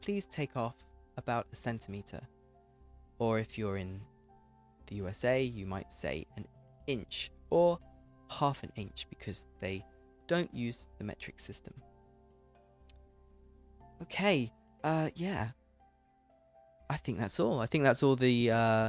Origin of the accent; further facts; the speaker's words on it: United Kingdom; accent: English accent; I'm British